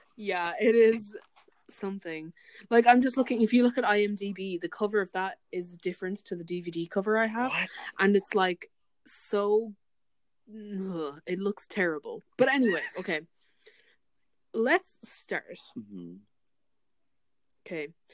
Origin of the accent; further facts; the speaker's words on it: Ireland; as an Irish person